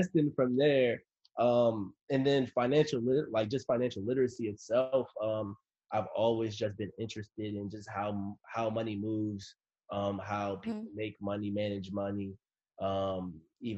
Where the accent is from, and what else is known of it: DMV, DC metropolitan area, United States